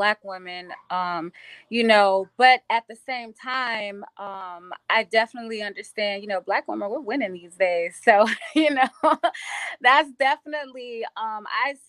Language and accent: English; Dallas, Texas, United States; also born or lived in Washington, District of Columbia, United States; now in California, United States; I'm originally from Dallas